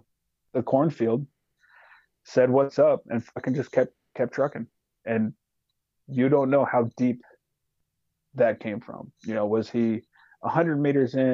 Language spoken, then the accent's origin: English; Alaska, United States; I'm from Alaska